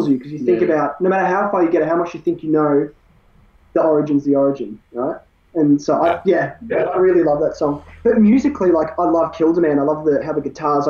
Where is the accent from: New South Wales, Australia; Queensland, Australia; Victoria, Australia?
Victoria, Australia; Bendigo; We're from Bendigo, both in the little towns.